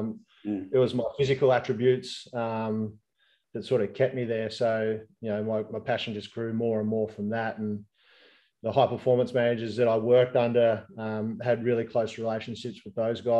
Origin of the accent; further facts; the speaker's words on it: Albury, New South Wales, Australia; I grew up in Albury